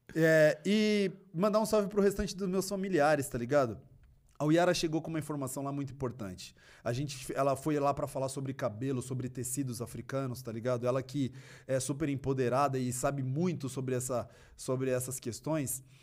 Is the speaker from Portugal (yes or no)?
no; São Paulo, Brazil; eu me interessei em fazer parte de núcleos culturais na minha quebrada, que era muito forte na época. Na época funcionava o Aliança Negra, que era ali próximo da, do Parque Raul Seixas, e Cidade Tiradentes